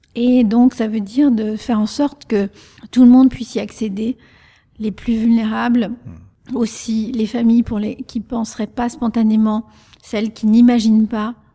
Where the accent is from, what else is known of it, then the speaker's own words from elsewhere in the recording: the French Ardennes, Grand Est, France; first language Spanish; French is a second language; also born or lived in Salamanca, Spain; les Ardennes françaises, où il a travaillé comme bûcheron et où moi j'ai grandi